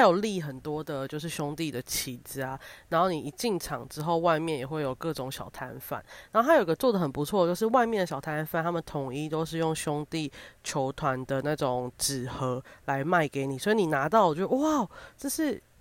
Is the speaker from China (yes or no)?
no; Kaohsiung, Taiwan; now in Taipei, Taiwan; 因为我是个高雄人。